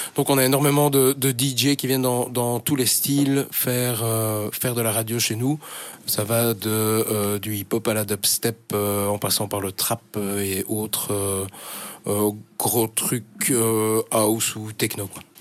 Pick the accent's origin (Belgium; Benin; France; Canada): Belgium; Schaerbeek, Brussels-Capital Region; first language French; also born or lived in Woluwe-Saint-Lambert / Ixelles; J'ai grandi à Scarbeck